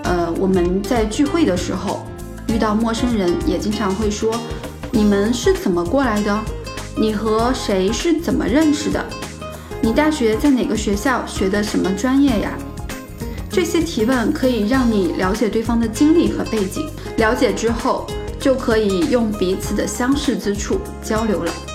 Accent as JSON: {"language": "Chinese", "region": "southern China", "country": "China", "tie": "born or raised there", "also_born_or_lived": "Xi'an", "moved": "as an adult", "said": "我从小就在南方长大，在西安上的大学"}